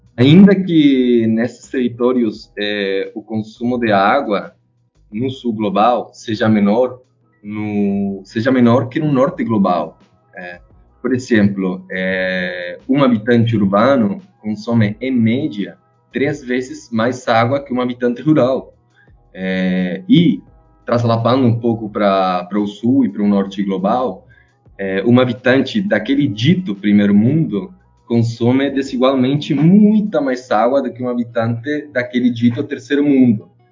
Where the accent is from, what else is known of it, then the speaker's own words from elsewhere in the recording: Chile; Portuguese is a second language; moved away as an adult; now in Brazil; eu sou chileno, né? Tô morando aqui no Brasil faz três anos.